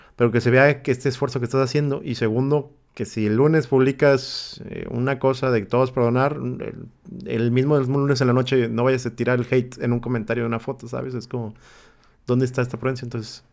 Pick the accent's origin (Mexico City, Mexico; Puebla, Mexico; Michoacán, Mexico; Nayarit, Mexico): Nayarit, Mexico; Tepic; tres tíos en Tepic, de donde soy yo